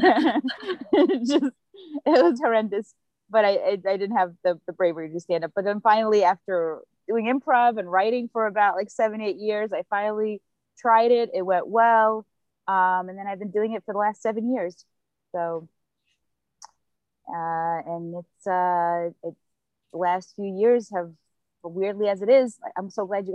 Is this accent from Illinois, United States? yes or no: no; New York, United States; I'm from New York, Brooklyn. Been here since I was 7. I talk about being an immigrant, actually a refugee